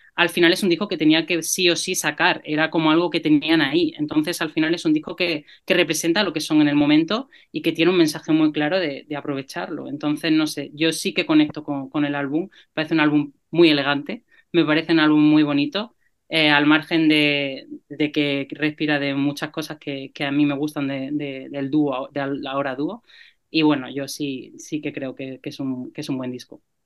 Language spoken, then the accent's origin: Spanish; Granada, Andalusia, Spain; Yo soy de Granada